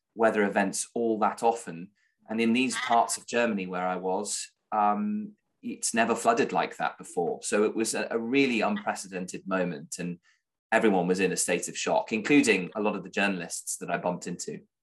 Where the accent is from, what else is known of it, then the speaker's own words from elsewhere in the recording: United Kingdom; I'm a British journalist in a foreign country.